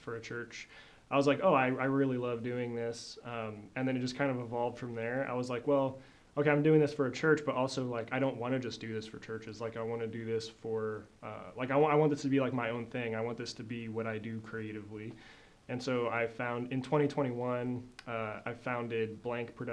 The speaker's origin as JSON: {"language": "English", "town": "Des Moines", "region": "Iowa", "country": "United States", "tie": "born or raised there", "moved": "as an adult", "lives_now": "Joplin, United States", "said": "I'm from Des Moines, Iowa. And so kind of growing up there, and then I moved to Joplin in 2016 to go to school"}